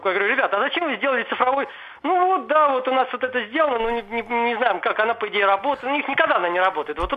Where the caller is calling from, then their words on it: Dedovsk, Moscow Oblast, Russia; Здравствуйте, я из Дедовска.